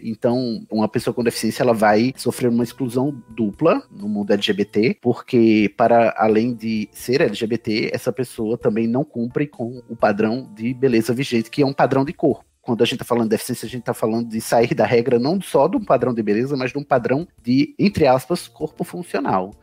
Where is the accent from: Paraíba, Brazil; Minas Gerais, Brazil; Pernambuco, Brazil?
Paraíba, Brazil; Campina Grande; moro na Paraíba, né? Sou de Campina Grande, paraibano.